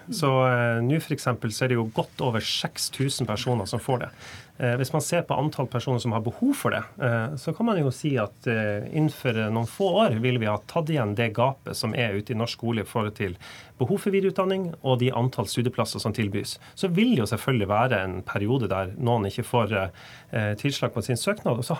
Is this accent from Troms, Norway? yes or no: yes; Tromsø, Troms, Norway; i Tromsø, der jeg kommer